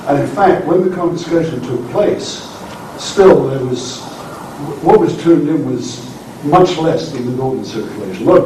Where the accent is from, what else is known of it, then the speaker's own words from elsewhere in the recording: United States; speaking as American